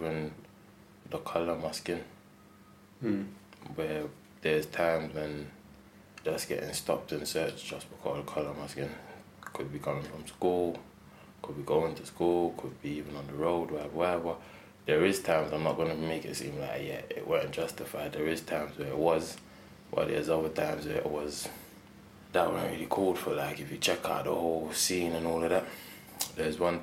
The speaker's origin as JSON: {"language": "English", "town": "Kingston", "country": "Jamaica", "tie": "born or raised there", "also_born_or_lived": "United Kingdom", "moved": "yes", "said": "I was born in Kingston, Jubilee Hospital"}